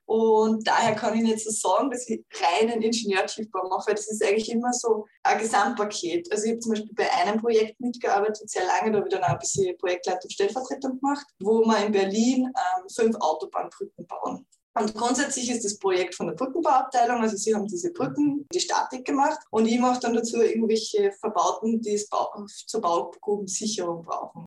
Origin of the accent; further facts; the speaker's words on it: Upper Austria, Austria; moved away as an adult; now in Vienna, Austria; ich komme ja eigentlich aus Oberösterreich